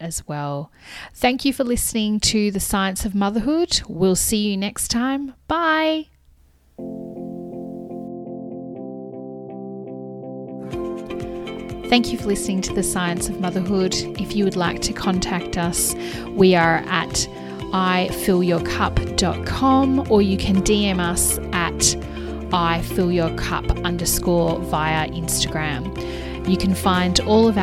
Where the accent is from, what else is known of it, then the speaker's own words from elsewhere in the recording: Australia; as an Aussie kid